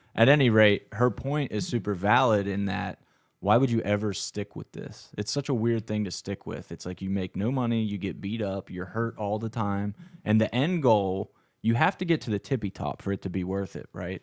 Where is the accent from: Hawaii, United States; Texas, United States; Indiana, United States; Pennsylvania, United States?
Pennsylvania, United States; Fulton County, South Central; a Fulton County crew neck, which is where I'm from in, like, South Central P A, and it's very rural as well.